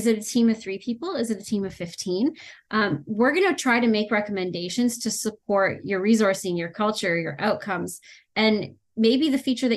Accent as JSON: {"language": "English", "country": "Canada", "said": "I'm Canadian"}